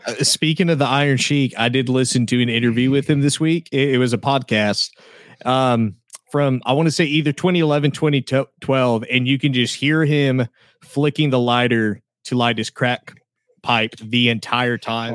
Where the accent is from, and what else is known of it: Oklahoma, United States; accent: southern